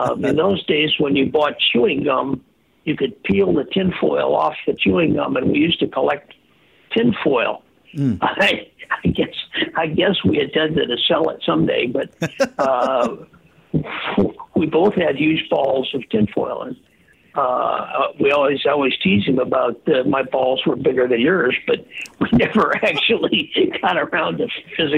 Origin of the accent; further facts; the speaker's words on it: Earlville, Illinois, United States; moved away; I went back to my hometown in Earlville